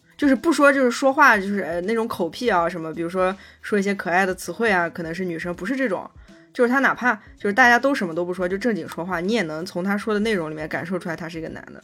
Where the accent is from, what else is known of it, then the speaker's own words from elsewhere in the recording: China; 我们中国人